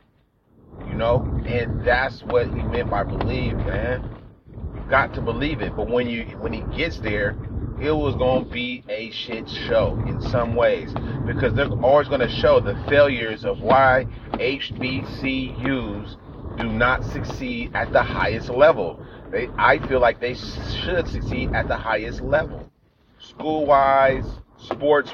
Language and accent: English; California, United States; I'm from California